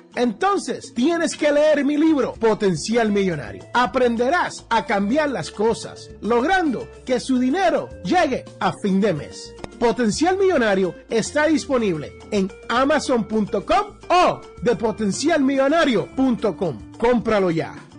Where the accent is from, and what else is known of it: Mexico City, Mexico